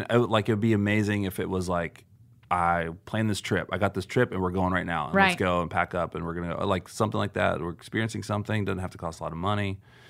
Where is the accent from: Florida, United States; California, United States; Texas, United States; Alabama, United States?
Florida, United States; I'm from Florida